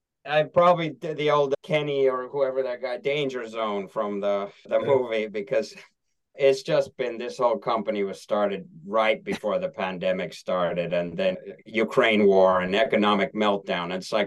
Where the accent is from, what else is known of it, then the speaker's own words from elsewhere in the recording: Helsinki, Uusimaa, Finland; English is a second language; moved away; And I'm from Helsinki, Finland, lived in five countries, but that's my hometown.